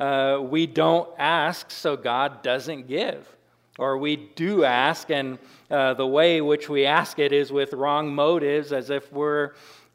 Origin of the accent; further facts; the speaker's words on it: Washington, United States; now in Carrington, United States; I grew up in Washington but I was on the side that it didn't rain very much